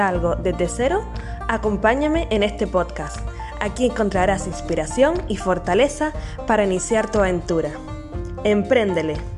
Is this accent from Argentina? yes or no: no; Canary Islands, Spain; nacida en Canarias